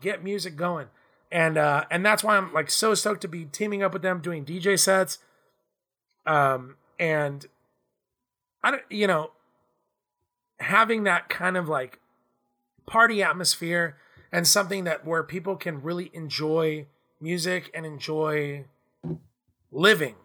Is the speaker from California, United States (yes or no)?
yes; Southern California, United States; Growing up in Southern California